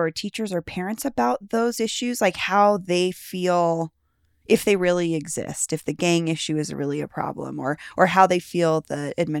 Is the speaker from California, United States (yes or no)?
no; Denver, Colorado, United States; I grew up here in Denver